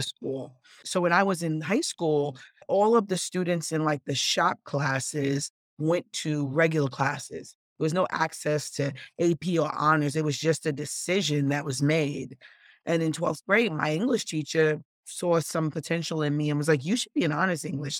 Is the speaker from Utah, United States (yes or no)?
no; New York City, New York, United States; also born or lived in Bronx, New York; I was born and raised in South Jamaica, Queens, and moved to the Bronx when I was seventeen